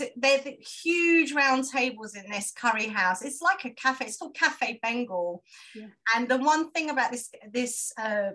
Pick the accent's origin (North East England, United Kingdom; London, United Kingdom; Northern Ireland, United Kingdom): London, United Kingdom; I'm from London